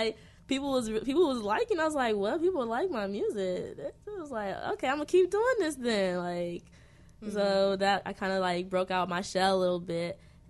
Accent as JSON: {"language": "English", "region": "Ohio", "country": "United States", "lives_now": "Chicago, United States", "said": "Nah, I'm from Ohio."}